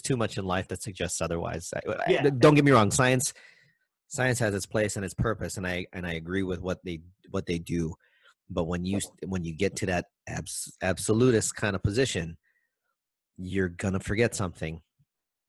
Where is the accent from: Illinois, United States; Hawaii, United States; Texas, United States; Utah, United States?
Hawaii, United States; Maui; I'm from Maui, so from Lahaina all the way out to Kapalua